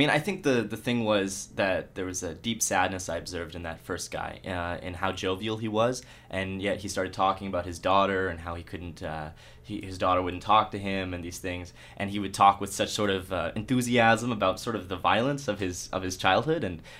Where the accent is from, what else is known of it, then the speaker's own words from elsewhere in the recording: Alberta, Canada; also born or lived in United States; I was born in the States, and I was raised most of my life in Alberta.